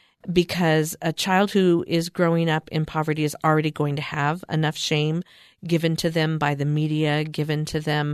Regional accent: California, United States; I grew up in California, and I was the poster child of a poor kid.

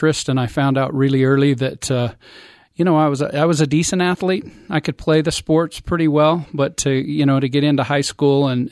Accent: Provo, Utah, United States; also born or lived in Salt Lake City; I was born in Provo, moved to Salt Lake for a couple of years, and then back to Provo. And other than a 2-year mission, just right here in Happy Valley

